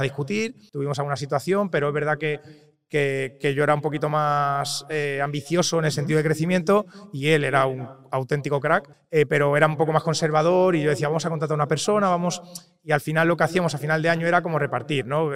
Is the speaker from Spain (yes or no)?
yes; Toledo, Castilla-La Mancha, Spain; now in Valencia, Spain; yo soy de Toledo, vivo en Valencia porque mi mujer es de Valencia y nos mudamos ahí y nada, soy de Toledo